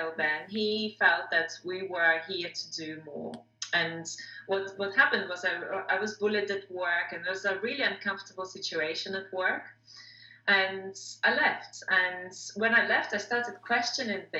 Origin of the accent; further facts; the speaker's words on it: Moscow, Russia; moved away as an adult; also born or lived in England; I'm from Russia originally, Moscow, Russia